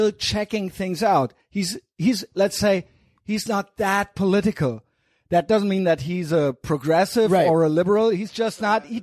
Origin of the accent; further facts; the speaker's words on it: Germany; as a German